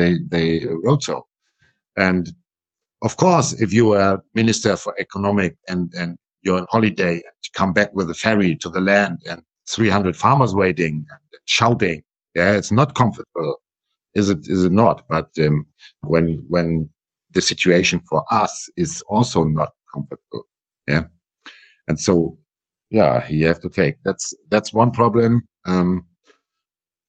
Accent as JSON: {"language": "English", "region": "Schleswig-Holstein", "country": "Germany", "first_language": "German", "second_language": "English", "said": "I come from Schleswig-Holstein"}